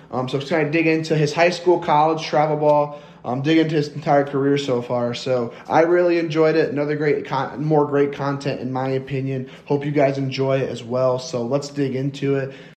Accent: LaGrange County, Indiana, United States; I'm from Lagrange County

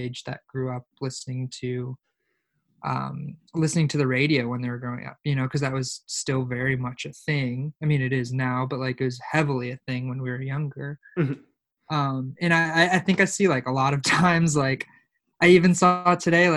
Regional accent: Oak Forest, Illinois, United States; growing up in Oak Forest, where like Illinois

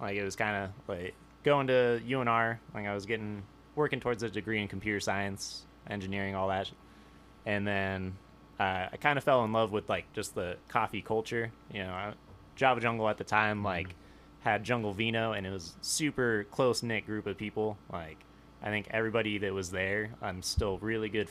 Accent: Sparks, Nevada, United States; I grew up in Sparks.

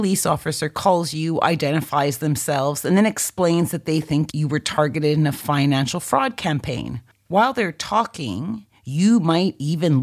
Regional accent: Canada; my home country of Canada

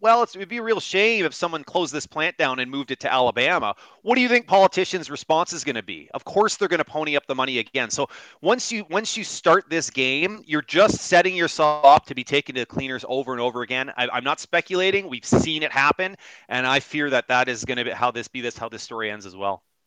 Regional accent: Kitchener, Ontario, Canada; My hometown Kitchener Waterloo has gone through so many different iterations.

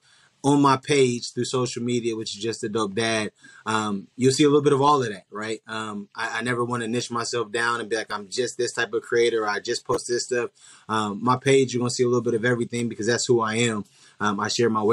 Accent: Columbus, Ohio, United States; moved away as an adult; now in Dallas, United States; I'm originally from Columbus, Ohio. And I recently just transitioned my family to Dallas, Texas

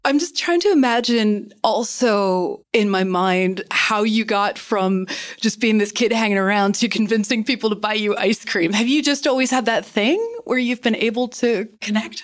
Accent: Kentucky, United States; I grew up in Kentucky

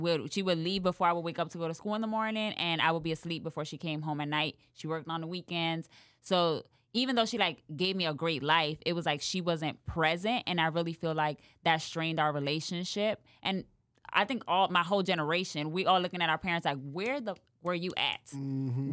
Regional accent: New York City, New York, United States; moved away as an adult; now in Dallas, United States; growing up in the Bronx and growing up poor

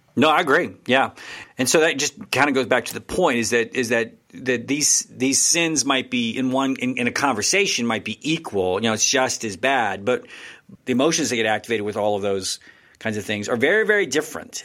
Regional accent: Texas, United States; I'm from Texas

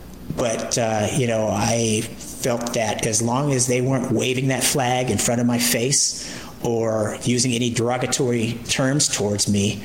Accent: California, United States; I came from the West Coast, the Bay Area specifically, to come to the Southeast, to the Bible Belt

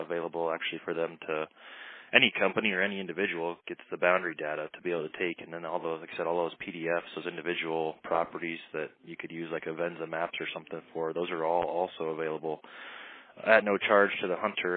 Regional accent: Iowa, United States; now in Montana, United States; growing up in Iowa

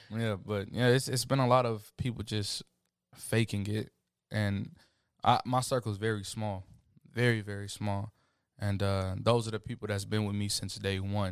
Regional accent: Killeen, Texas, United States; also born or lived in Montgomery, Alabama; from Killeen, Texas. I was born in Montgomery, Alabama, October second, nineteen ninety-eight.

